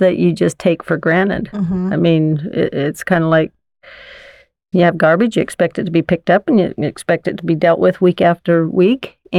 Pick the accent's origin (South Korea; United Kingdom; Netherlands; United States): United States; Layton, Utah; I grew up in Layton, and I've obviously had the chance to see our city change and grow very much